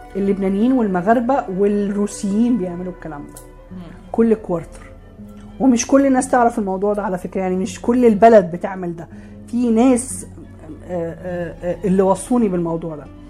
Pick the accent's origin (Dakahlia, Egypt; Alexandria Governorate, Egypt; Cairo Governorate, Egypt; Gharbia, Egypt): Alexandria Governorate, Egypt; عندنا في اسكندريه